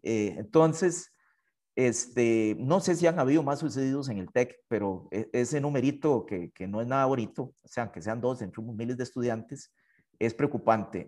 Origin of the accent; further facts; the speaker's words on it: Hatillo, San José, Costa Rica; yo soy de Atillo, ah, originario de una familia muy humilde